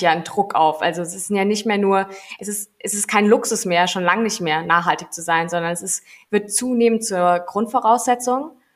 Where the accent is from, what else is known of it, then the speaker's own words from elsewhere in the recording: Heppenheim, Hesse, Germany; ich bin in, in Heppenheim groß geworden.